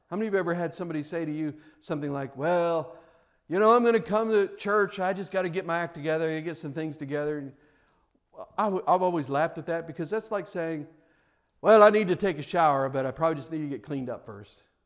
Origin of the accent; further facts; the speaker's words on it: Kansas City, Missouri, United States; I grew up in Kansas City